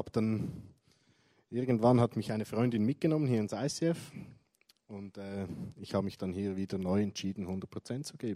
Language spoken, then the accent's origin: German; Zurich, Switzerland; Ja, also aufgewachsen bin ich in Zürich, in einer christlichen Familie.